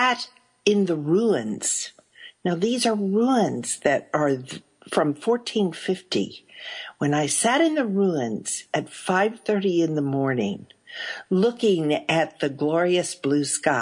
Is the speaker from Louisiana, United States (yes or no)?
no; Texas, United States; as a Texan